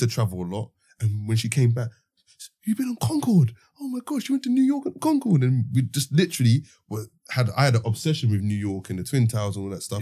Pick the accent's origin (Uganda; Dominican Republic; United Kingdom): United Kingdom; London; growing up in the Osby estate